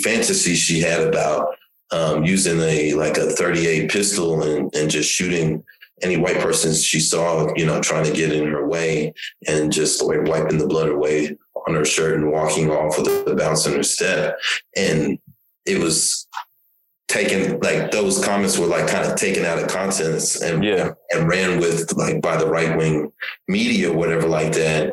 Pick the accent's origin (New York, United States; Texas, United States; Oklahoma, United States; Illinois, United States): Oklahoma, United States; Tulsa; also born or lived in Nigeria; I'm from Tulsa